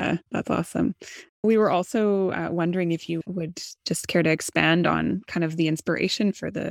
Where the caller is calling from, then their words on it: Victoria, British Columbia, Canada; And I am also joining from Lekwungen territory, also known as Victoria.